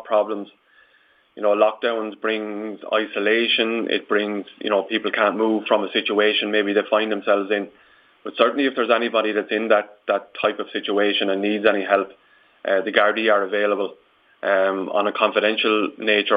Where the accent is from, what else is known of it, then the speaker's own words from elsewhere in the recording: Killinick, Leinster, Ireland; moved away as an adult; also born or lived in Waterford / Portlaoise; I'm initially from Wexford. I'm from Killinick, and I've lots of family still there in the area, and obviously went to school locally